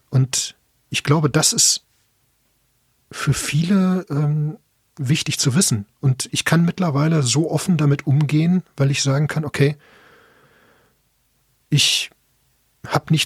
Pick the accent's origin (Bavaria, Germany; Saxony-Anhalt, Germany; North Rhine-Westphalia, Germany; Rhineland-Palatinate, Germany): North Rhine-Westphalia, Germany; Bochum; Ja gut, ich komme ursprünglich aus Bochum, deswegen man hört es vielleicht auch ein bisschen.